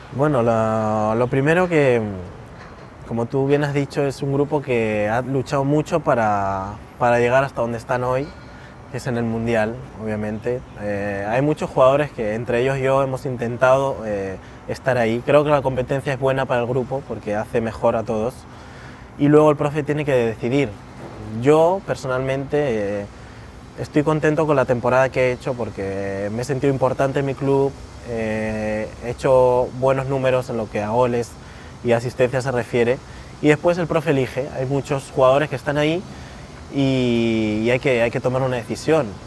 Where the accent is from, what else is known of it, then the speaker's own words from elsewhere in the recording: Spain; also born or lived in Peru; Soy peruano por parte de mi mamá, he venido muchas veces desde pequeño aquí